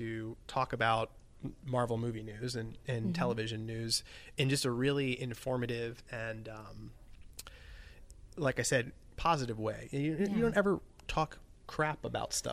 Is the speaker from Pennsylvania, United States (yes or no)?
no; South Florida, United States; I grew up in South Florida, and my youth was very Stranger Things-esque